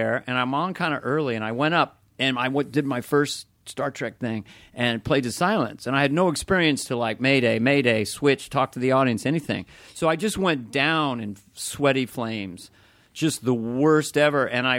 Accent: California, United States; We're from Northern California, so I was sweating the entire time.

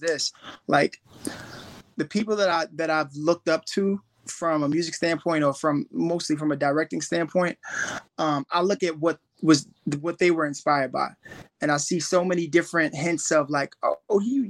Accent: New York City, New York, United States; growing up in East New York, I grew up in the hood

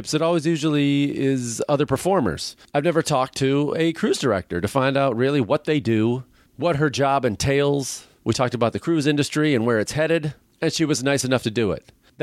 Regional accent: Chicago, Illinois, United States; moved away; my hometown of Chicago

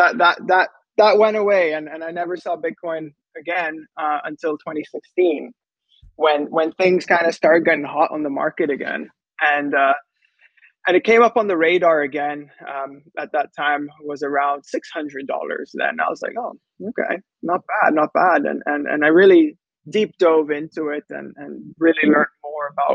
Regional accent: Antigua & Barbuda; also born or lived in United States / San Francisco; I'm from Antigua. It's a small Caribbean island

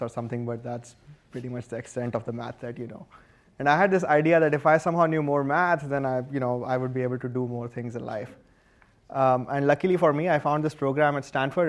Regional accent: India; moved away as an adult; now in United States; I grew up in India and I was an electrical engineer there

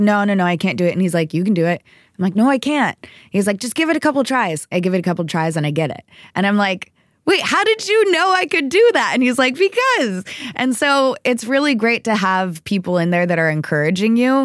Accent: Texas, United States; I was raised in Texas

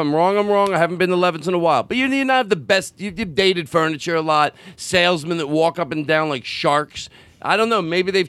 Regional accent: Philadelphia, Pennsylvania, United States; I'm from Philly.

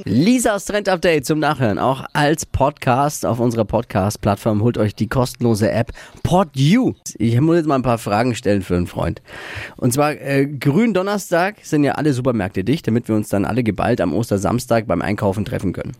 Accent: Nuremberg, Bavaria, Germany; in Deutschland und in Franken und überhaupt bei uns in Nürnberg

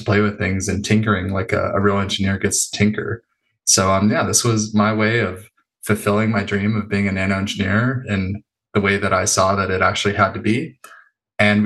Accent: Los Angeles, California, United States; also born or lived in San Diego; I grew up in North Hollywood, not too far from there

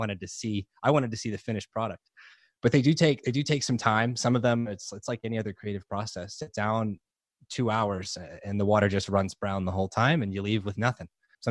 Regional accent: New Orleans, Louisiana, United States; moved away; I grew up in New Orleans. So I love New Orleans. I love New Orleans culture. I love the music. I grew up eating and singing and with a big Italian family in New Orleans.

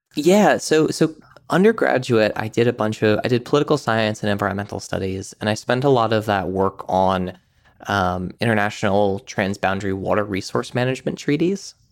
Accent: Amherst, Massachusetts, United States; I grew up in Western Massachusetts, um, around Amherst and sort of the towns around there

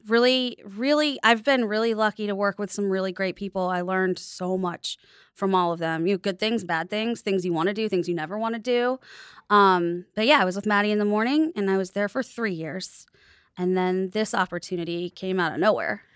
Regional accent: United States; I grew up in the United States

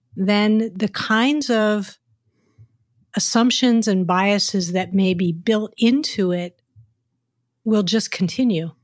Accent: United States; now in San Francisco, United States; as an American culture

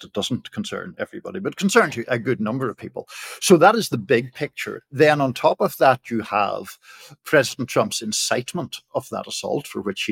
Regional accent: Northern Ireland, United Kingdom; now in United States; as people will tell from my accent, I grew up in Ireland, in the north of Ireland

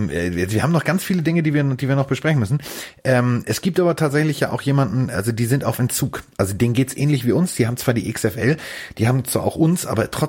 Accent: Hamburg, Germany; ich bin Hamburger.

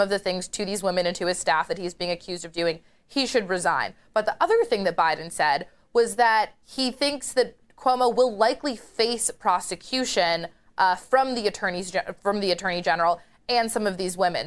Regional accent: New York, United States; now in Washington, D.C., United States; the Empire State Governor, my home state governor

